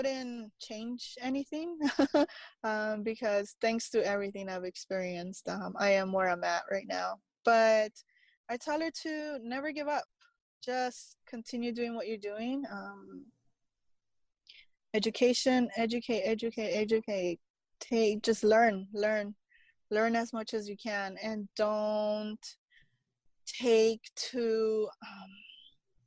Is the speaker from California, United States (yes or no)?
yes; Los Angeles, California, United States; moved away; born and raised in East